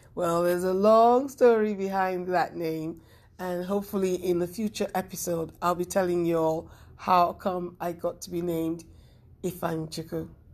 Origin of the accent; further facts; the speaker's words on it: Nigeria; I am Nigerian